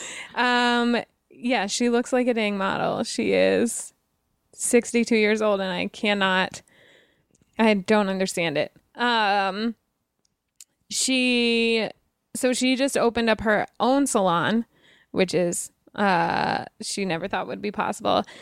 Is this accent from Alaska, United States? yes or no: no; Wyoming, United States; I'm from Wyoming